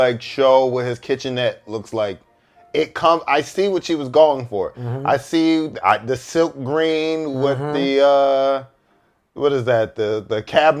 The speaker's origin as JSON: {"language": "English", "town": "Philadelphia", "region": "Pennsylvania", "country": "United States", "tie": "born or raised there", "said": "growing up in Philly, growing up in a part of Philly that I grew up"}